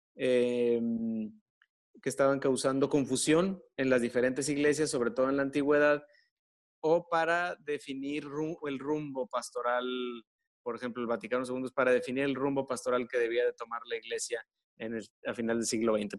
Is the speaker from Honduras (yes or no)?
no; Monterrey, Nuevo León, Mexico; soy de aquí de Monterrey y soy sacerdote católico